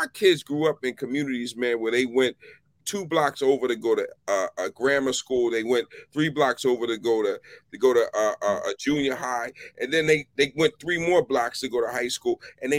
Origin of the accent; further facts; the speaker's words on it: Philadelphia, Pennsylvania, United States; now in Washington, D.C., United States; I grew up in West Philly